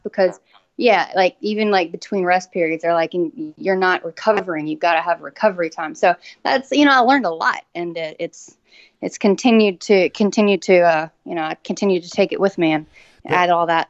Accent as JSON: {"language": "English", "town": "Atlanta", "region": "Texas", "country": "United States", "tie": "born or raised there", "also_born_or_lived": "Shreveport, Louisiana", "accent": "country", "moved": "as an adult", "said": "I grew up in uh, Atlanta, Texas. It's like um, God, I sound a country"}